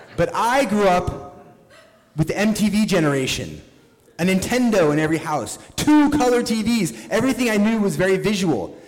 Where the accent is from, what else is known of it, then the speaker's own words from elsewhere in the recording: Oregon, United States; growing up in Oregon